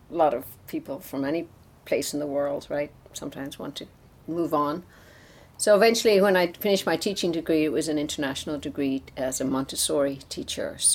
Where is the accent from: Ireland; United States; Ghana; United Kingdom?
Ireland; I grew up in Ireland with the troubles, right, the Northern mm-hmm. Ireland uh, situation